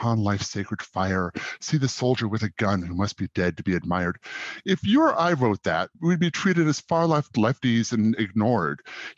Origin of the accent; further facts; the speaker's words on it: Southeast Alaska, United States; I grew up in Southeast Alaska